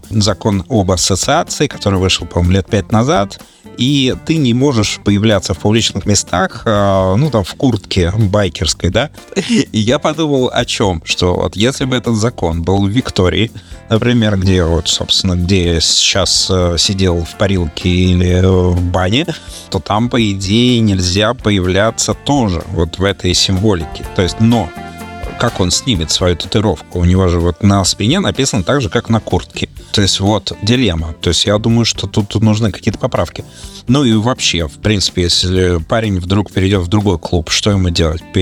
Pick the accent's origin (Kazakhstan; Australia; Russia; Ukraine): Australia; Melbourne, Victoria; В середине недельки я … из Мельбурна, буду сегодня вам рассказывать про замечательную группу.